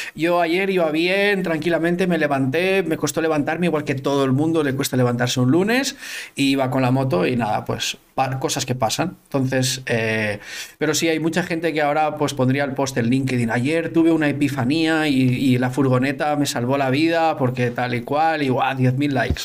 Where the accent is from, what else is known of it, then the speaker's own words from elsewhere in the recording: Ontinyent, Valencian Community, Spain; also born or lived in Barcelona; Yo soy de Ontinyent, que es un pueblo que está como a una hora al sur de Valencia